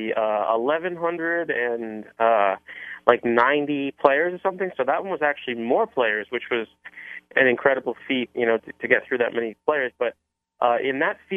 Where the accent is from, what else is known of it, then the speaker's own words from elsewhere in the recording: Cranston, Rhode Island, United States; moved away; I grew up in Cranston, which is about 10 minutes south of Providence